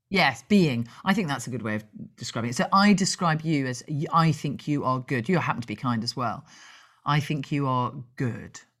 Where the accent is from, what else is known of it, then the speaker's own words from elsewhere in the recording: Dublin, Leinster, Ireland; born there; I can say that because I was born in Dublin. I have an Irish passport, so there you go.